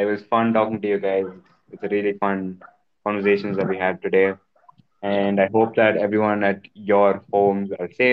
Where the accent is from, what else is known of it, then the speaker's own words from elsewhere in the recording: Andhra Pradesh, India; my hometown, which is Andhra Pradesh